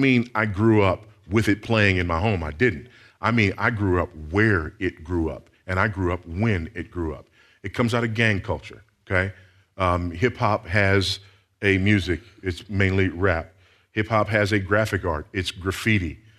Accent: Los Angeles, California, United States; I grew up in South Central Los Angeles.

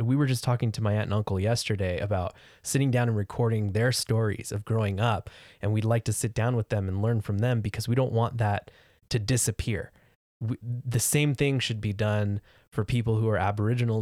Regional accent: California, United States; moved away as an adult; I grew up in California

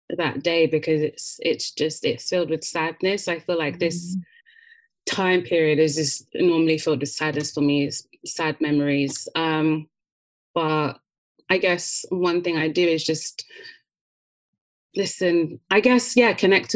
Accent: United Kingdom; we're British

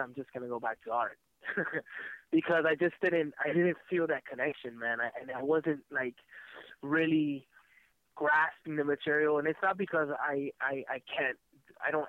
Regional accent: Miami, Florida, United States; also born or lived in San Francisco; mostly in uh, in Miami, Florida

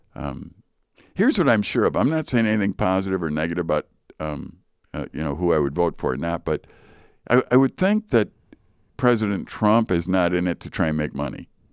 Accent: Chicago, Illinois, United States; I grew up in Chicago.

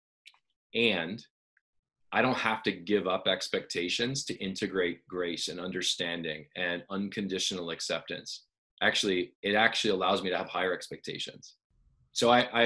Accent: Canada; I'm Canadian.

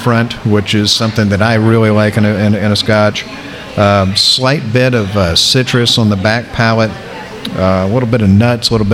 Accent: South Florida, United States; I'm from South Florida

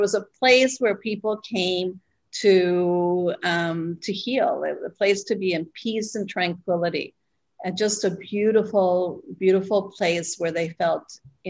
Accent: Spain; also born or lived in Costa Rica; I was born here, and my father was Canadian and he worked for the airlines. And at 6 weeks, I took my first flight, and we moved to Spain. So we never lived. I never lived in Costa Rica.

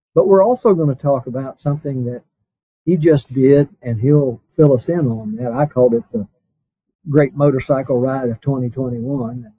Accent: Blue Ridge Mountains, United States; I grew up around in the Blue Ridge Mountains

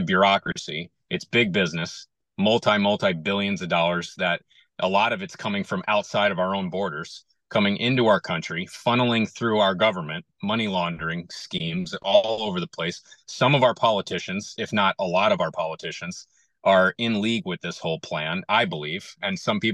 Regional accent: Connecticut, United States; moved away as an adult; also born or lived in Fort Rucker, Alabama / Fort Riley, Kansas / Sheboygan County, Wisconsin; now in Wisconsin, United States; I was raised in Connecticut, half hour north of New York City

